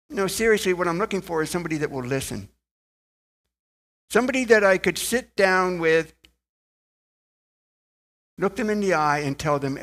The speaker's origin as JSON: {"language": "English", "region": "Ohio", "country": "United States", "tie": "born or raised there", "said": "I was born in Ohio, come from a relatively large family"}